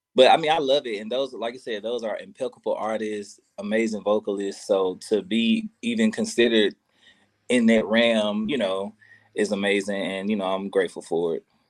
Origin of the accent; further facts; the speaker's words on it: Memphis, Tennessee, United States; I'm from Memphis